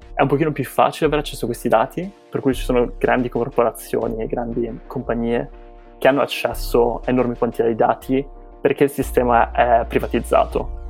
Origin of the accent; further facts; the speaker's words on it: Genoa, Liguria, Italy; moved away as an adult; also born or lived in England / United States; now in Boston, United States; sono originario di Genova, in cui ho passato i miei primi vent'anni